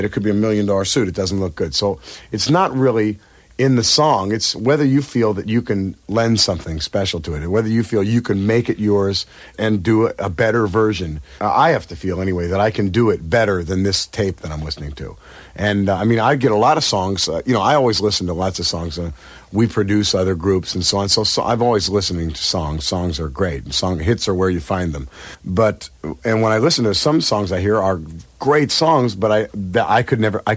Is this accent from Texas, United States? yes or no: no; San Francisco Bay Area, California, United States; we're all, you know, born and raised in the San Francisco Bay Area